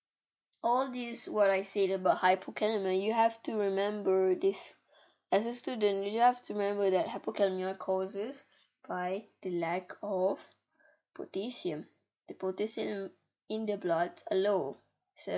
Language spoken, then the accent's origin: English; Malaysia; English is a second language; I was born in Malaysia